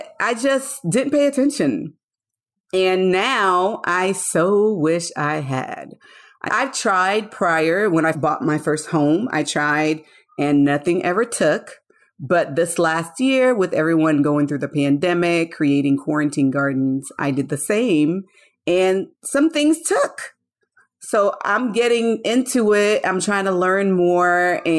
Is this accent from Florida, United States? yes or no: yes; Florida, United States; also born or lived in Haiti; I'm originally from Haiti. So I grew up like you did with my parents doing all kinds of gardening. I grew up in Florida.